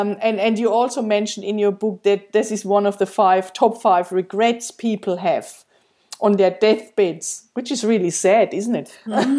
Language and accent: English; Germany; English is a second language; moved away as an adult; When we came here from Germany 7 years ago, I had to let go of so many things, but starting from our house and the cars and everything, my friends, my family and everything.